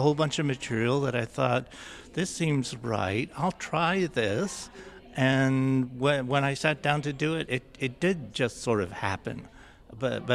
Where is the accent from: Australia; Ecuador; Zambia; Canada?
Canada; Six Nations, Ontario; I felt like I'd been very sheltered from history by my family and growing up on Six Nations